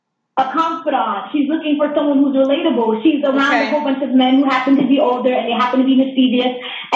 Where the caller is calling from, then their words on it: New York, United States; Yeah, I'm calling from New York.